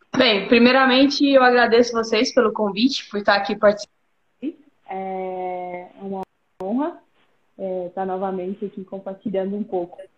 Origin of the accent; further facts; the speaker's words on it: Pirenópolis, Goiás, Brazil; now in Mairiporã, Brazil; eu sou de Pirenópolis, Goiás